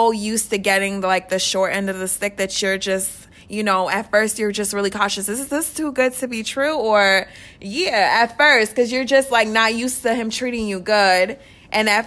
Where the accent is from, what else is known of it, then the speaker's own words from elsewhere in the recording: New York, United States; now in Orlando, United States; I'm originally from New York as well, and I've been living here for, like, 14 years.